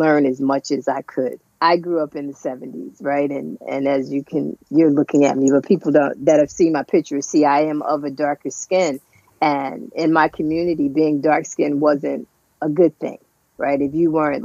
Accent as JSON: {"language": "English", "town": "Paterson", "region": "New Jersey", "country": "United States", "tie": "born or raised there", "said": "right here, New Jersey, all my life. I actually, one town over, I grew up in Patterson, I didn't go far"}